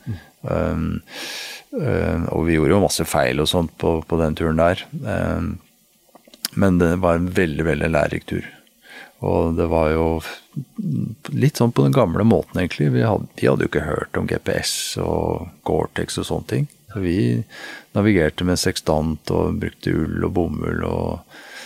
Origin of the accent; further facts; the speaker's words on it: Nesodden, Akershus, Norway; jeg vokste opp på Nesodden, helt ut på tuppen der med hav på alle kanter